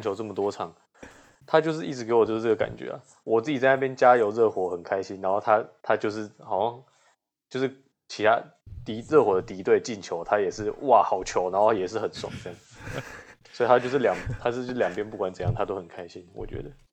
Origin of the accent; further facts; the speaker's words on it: Taiwan; 我是台湾人